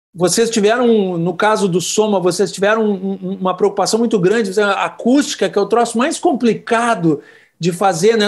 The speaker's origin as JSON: {"language": "Portuguese", "town": "Brasília", "region": "Federal District", "country": "Brazil", "tie": "born or raised there", "moved": "as an adult", "lives_now": "Porto Alegre, Brazil", "said": "eu cresci em Brasília"}